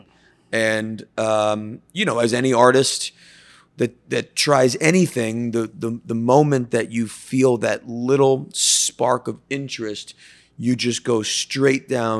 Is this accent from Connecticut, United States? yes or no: yes; Connecticut, United States; I grew up in Northeast Connecticut.